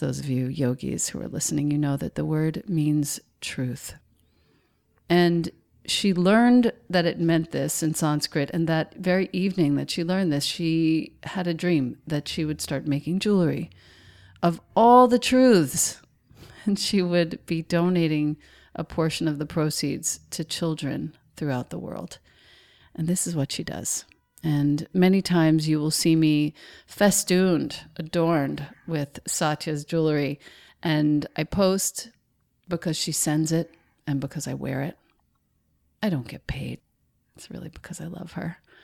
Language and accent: English; Rockville Centre, New York, United States; I grew up in Rockville Center